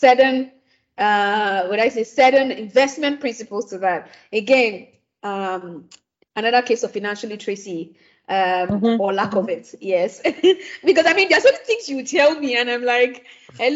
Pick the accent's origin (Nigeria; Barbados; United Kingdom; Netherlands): Nigeria; as an African, before I am a Nigerian